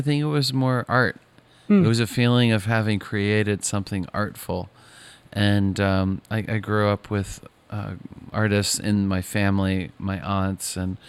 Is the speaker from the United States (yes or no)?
yes; Maine, United States; I grew up in Northern Maine